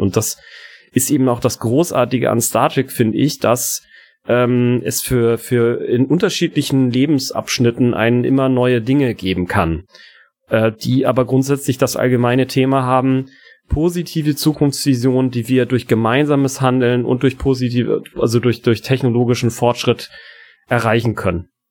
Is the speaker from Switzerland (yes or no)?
no; Hamburg, Germany; ich bin in Hamburg-Poppenbüttel aufgewachsen